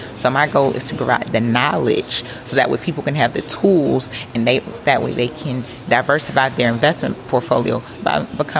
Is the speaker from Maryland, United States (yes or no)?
no; Clayton County, Atlanta suburbs, Georgia, United States; also born or lived in Philadelphia, Pennsylvania; I was born in Philadelphia, raised in the Atlanta suburban area, Clayton County, and money for me growing up was different. Definitely came from humble beginnings.